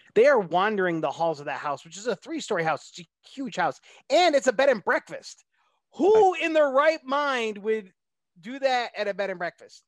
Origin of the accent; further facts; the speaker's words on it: New York, United States; moved away; go back to my home state of New York